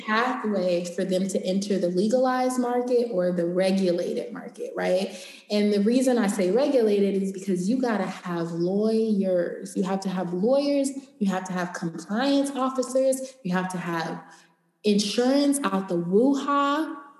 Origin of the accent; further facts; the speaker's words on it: Los Angeles, California, United States; I'm from Los Angeles. I live here.